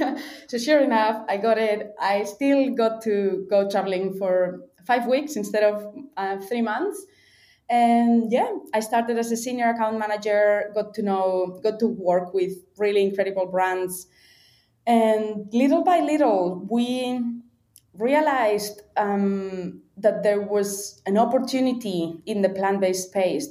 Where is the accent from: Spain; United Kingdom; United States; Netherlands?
Spain; Valencia, Valencian Community; moved away as an adult; also born or lived in Melbourne, Australia; I'm from Valencia in Spain